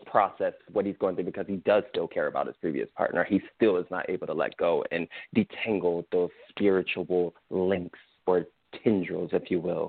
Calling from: Austin, Texas, United States; I'm calling from Austin.

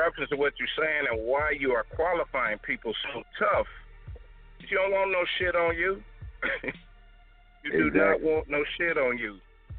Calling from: Detroit, Michigan, United States; from Detroit.

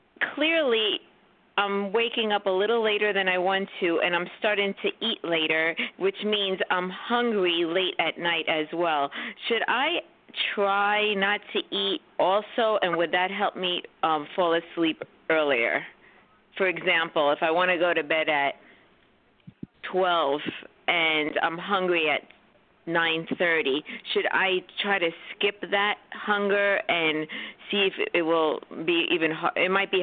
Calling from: New York City, New York, United States

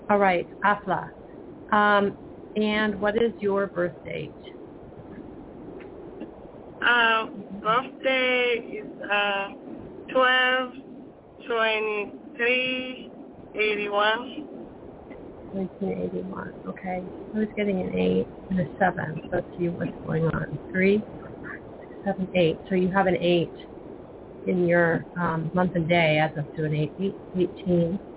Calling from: California, United States

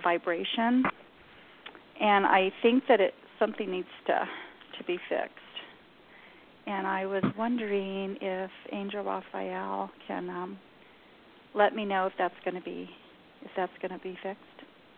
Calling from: New Mexico, United States; I'm in New Mexico.

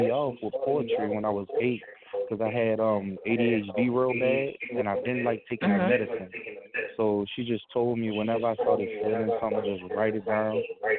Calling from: New Orleans, Louisiana, United States; I'm calling from New Orleans, but I'm doing good.

